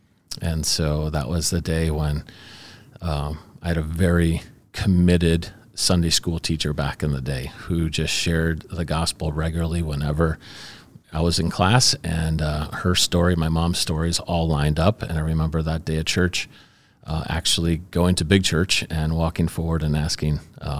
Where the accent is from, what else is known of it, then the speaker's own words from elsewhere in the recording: Chicago, Illinois, United States; But so I grew up in Chicago. It was a very conflicted home.